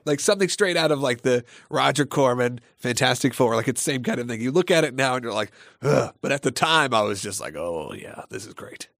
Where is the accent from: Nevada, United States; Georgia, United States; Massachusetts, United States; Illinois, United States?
Georgia, United States; Gwinnett County, outside Atlanta; the Gwinnett Place Mall, which was my hometown mall when I was a kid